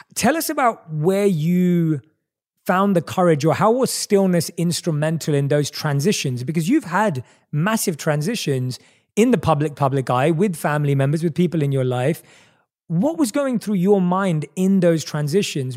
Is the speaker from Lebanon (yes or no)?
no; London, United Kingdom; I was growing up in England, uh, in, in London.